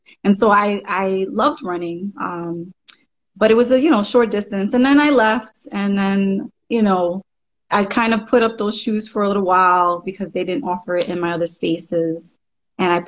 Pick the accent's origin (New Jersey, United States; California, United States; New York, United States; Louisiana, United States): New York, United States; New York City; also born or lived in Bronx, New York; I'm born in the Bronx, raised in Brooklyn.